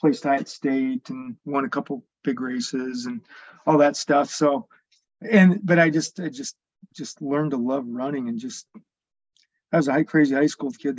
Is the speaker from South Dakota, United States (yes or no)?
yes; Spearfish, South Dakota, United States; now in Rapid City, United States; I grew up in Spearfish